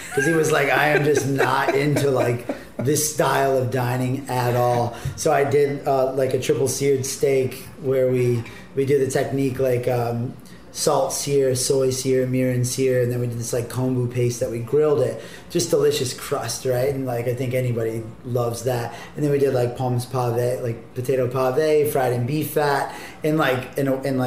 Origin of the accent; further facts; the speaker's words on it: Ohio, United States; now in Washington, D.C., United States; I grew up in Ohio.